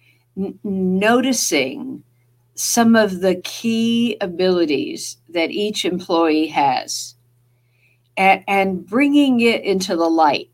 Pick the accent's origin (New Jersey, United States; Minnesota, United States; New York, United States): New Jersey, United States; accent: Jersey; that's my Jersey accent